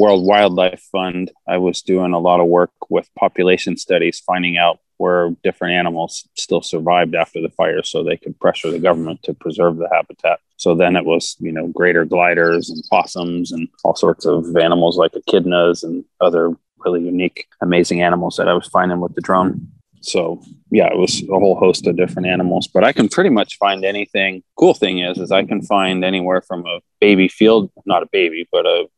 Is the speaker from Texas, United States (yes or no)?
yes; Texas, United States; moved away as an adult; also born or lived in California; I grew up in Texas